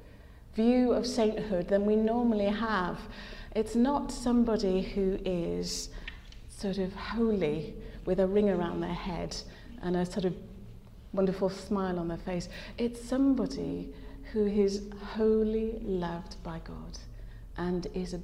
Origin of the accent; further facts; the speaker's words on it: Leeds, Yorkshire and the Humber, United Kingdom; I was brought up in Chapel Town in Leeds